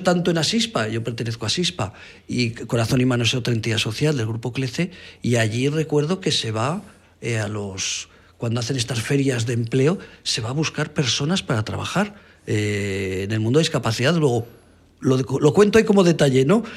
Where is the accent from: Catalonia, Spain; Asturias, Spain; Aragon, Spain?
Aragon, Spain; Bajo Aragón; había en mi pueblo, había en el Bajo Aragón